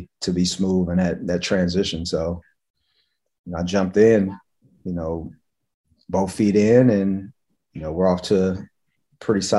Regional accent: Los Angeles, California, United States; moved away as an adult; now in Charlotte, United States; I'm originally from the West Coast, from Los Angeles

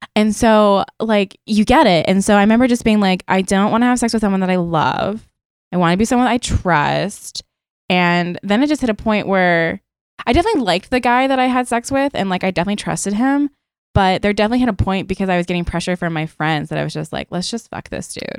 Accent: Maryland, United States; now in New York, United States; I'm also from Maryland

